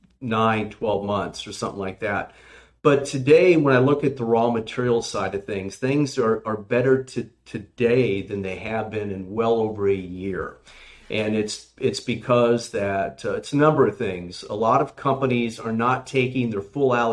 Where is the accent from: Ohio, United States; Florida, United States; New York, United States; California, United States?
California, United States; now in Virginia, United States; I'm from California